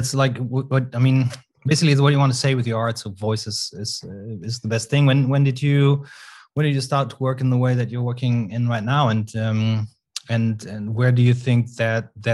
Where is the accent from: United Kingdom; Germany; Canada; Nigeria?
Germany; a smaller town outside of Cologne, North Rhine-Westphalia; I was raised in a smaller town outside of Cologne, where which was the town where Max Ernst was born